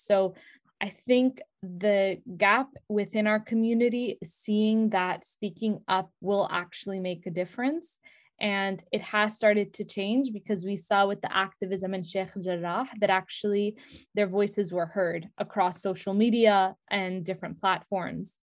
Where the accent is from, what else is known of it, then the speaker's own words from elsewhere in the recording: New York City, New York, United States; moved away; I spent the first few years of my life, like, I grew up in Brooklyn, New York